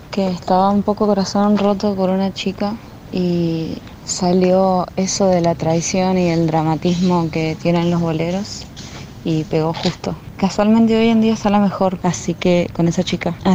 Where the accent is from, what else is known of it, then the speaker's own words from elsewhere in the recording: Mendoza, Argentina; yo soy de Mendoza, cumplí 27 hace poquito